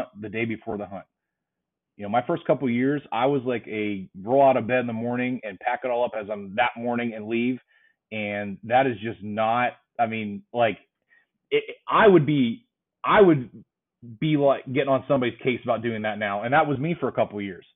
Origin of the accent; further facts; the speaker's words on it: Pennsylvania, United States; I love Pennsylvania as a state. It's my home state